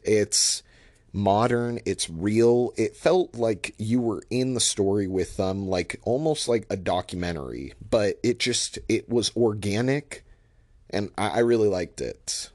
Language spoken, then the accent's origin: English; Portland, Oregon, United States; also born or lived in Washington State / Bay Area, California; I'm from the Portland area